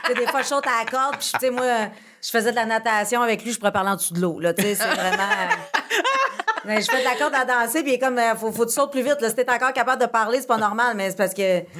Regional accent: Abitibi, Quebec, Canada; moved away as an adult; now in Montreal, Canada; je suis partie d'Abitibi, j'avais 19 ans

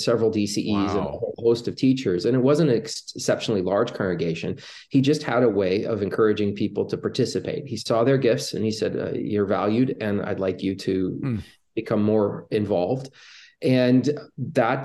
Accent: Michigan, United States; my home congregation in Michigan

